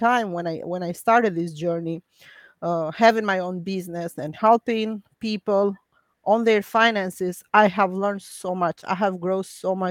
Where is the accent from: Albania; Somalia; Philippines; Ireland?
Albania; English is a second language; moved away as an adult; I'm an immigrant from Albania, just like yourself, first generation